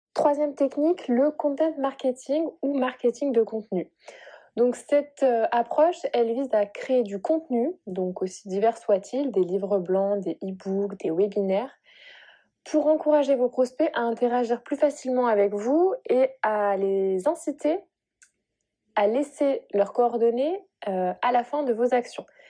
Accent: Bordeaux, Nouvelle-Aquitaine, France; je viens de Bordeaux du coup, j'habite à Bordeaux

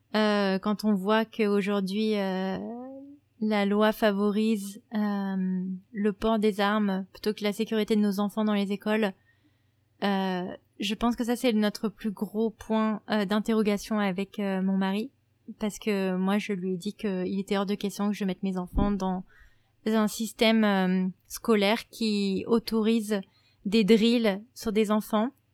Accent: France; also born or lived in New York; now in United States; je, viens de France

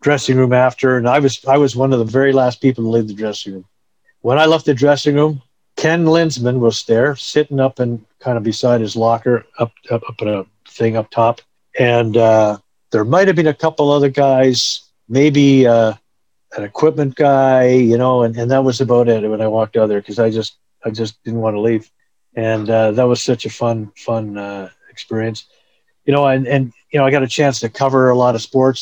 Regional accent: Edmonton, Alberta, Canada; moved away as an adult; also born or lived in Lethbridge / Toronto; I was born and raised in Edmonton

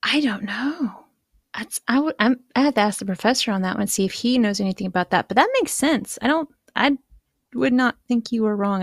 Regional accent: East Coast, United States; moved away as an adult; now in Japan; I grew up on the East Coast, so Atlantic

